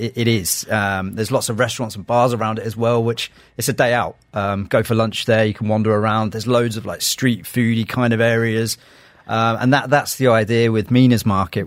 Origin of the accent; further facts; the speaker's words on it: London, United Kingdom; now in Dubai, United Arab Emirates; with me growing up in London, a lot of my a lot of my years in London